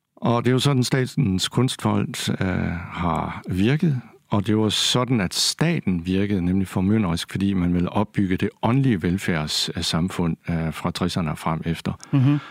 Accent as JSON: {"language": "Danish", "town": "Kolding", "region": "Southern Denmark", "country": "Denmark", "tie": "born or raised there", "also_born_or_lived": "Odense", "said": "Jeg er selv fra Kolding og gik på Munkenstam Gymnasium"}